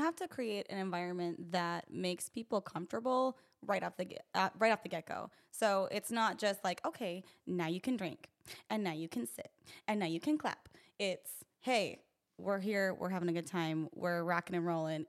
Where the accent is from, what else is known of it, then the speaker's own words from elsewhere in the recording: Utah, United States; I'm from Utah